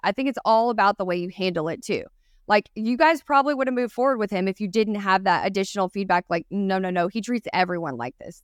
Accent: East Texas, United States; accent: Texan; I'm from specifically born in East Texas

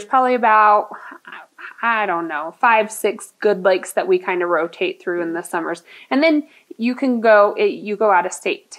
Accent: Minneapolis, Minnesota, United States; moved away as an adult; now in Colorado Springs, United States; So I'm from a larger city. So I'm from Minneapolis, St. Paul area. I moved here when I was young, 22, after college.

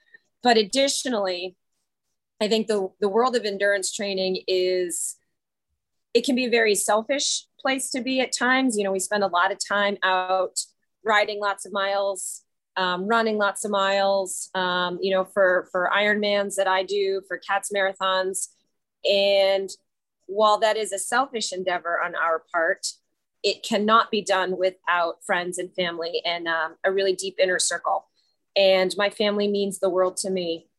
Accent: New Hampshire, United States; moved away; I grew up in New Hampshire, right on the border. So right around the Dartmouth College area.

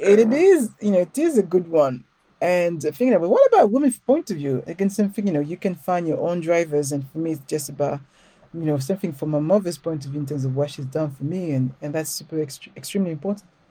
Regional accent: Paris, Île-de-France, France; accent: French; English is a second language; moved away as an adult; now in London, United Kingdom; I grew up in Paris, but I grew up in a ghetto.

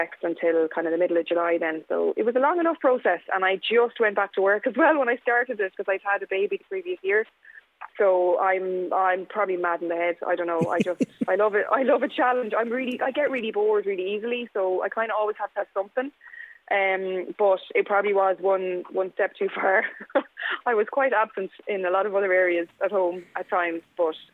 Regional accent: Kilkenny, Leinster, Ireland; moved away; when I was growing up in Kilkenny

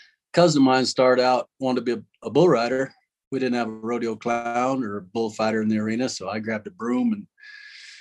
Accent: Eastern Montana, United States; moved away; also born or lived in Texas; I lived there for 15 years, but I grew up in Montana. Both sides of my family were in ranching, still are. So I was brought up old school cowboy, Eastern Montana

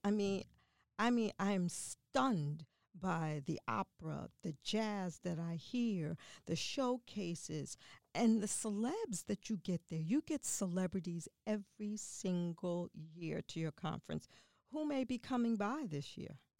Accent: New York City, New York, United States; I grew up in the Bronx

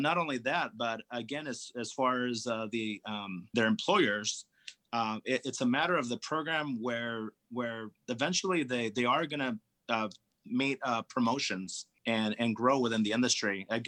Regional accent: California, United States; the thicker skin grapes that I grew up enjoying in Napa Valley

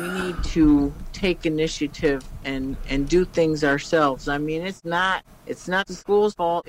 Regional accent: Kalamazoo, Michigan, United States; I was, yeah.

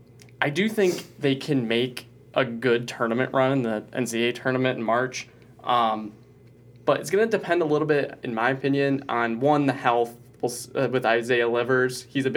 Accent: Onsted, Michigan, United States; they made fun of my hometown and said that Chrysler Arena fits 10 times more than the population of Onstead, Michigan.

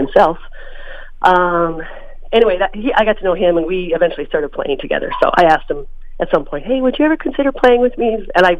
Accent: Mahtomedi, Minnesota, United States; now in St. Paul, United States; I grew up in Matamidi, which is just about 10 or 15 miles north of St. Paul, which is where I live now. And I had an idyllic childhood.

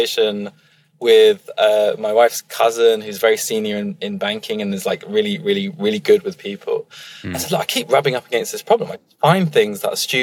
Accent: Emsworth, South East England, United Kingdom; I grew up in a very, very white part. And in fact, mostly retired part of the world, which is in the South Coast, a little town called Emsworth

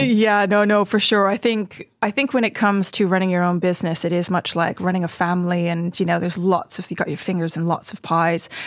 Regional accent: Montreal, Quebec, Canada; also born or lived in Hertfordshire; now in Oxford, United Kingdom; I grew up in Montreal in Canada

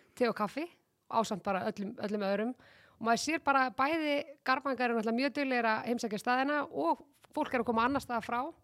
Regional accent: Garðabær, Capital Region, Iceland; mér hefur þótt svo dásalegt að alast upp í Garðabæ

